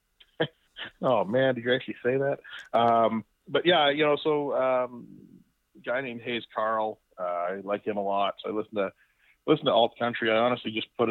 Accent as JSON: {"language": "English", "town": "Victoria", "region": "British Columbia", "country": "Canada", "tie": "born or raised there", "moved": "as an adult", "lives_now": "Prince George, Canada", "said": "I grew up in Victoria"}